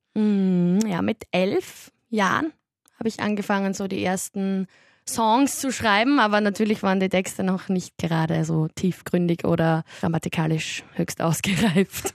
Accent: Styria, Austria; now in Vienna, Austria; ich komme aus der Steiermark. Ich habe eigentlich einen ziemlichen Dialekt

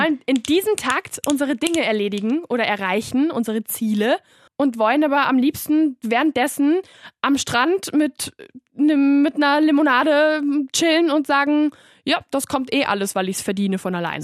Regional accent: Barcelona, Catalonia, Spain; moved away as an adult; now in Vienna, Austria; ich war zwar in Barcelona auf der Schule

